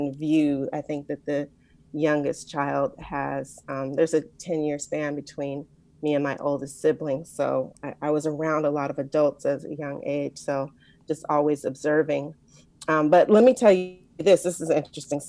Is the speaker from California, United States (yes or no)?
yes; Compton, California, United States; I'm from Compton, California. I like to say I'm the first daughter of Compton